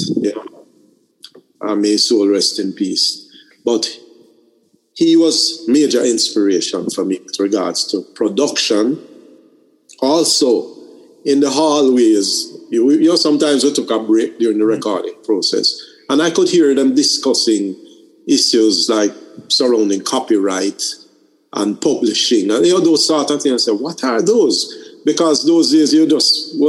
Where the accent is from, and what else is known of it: Jamaica